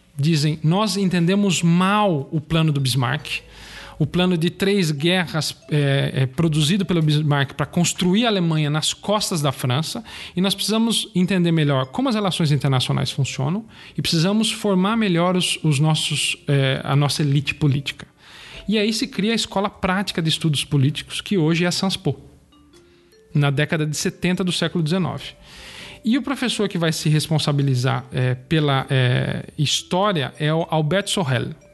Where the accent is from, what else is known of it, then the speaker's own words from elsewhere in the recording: Brazil; Nós somos brasileiros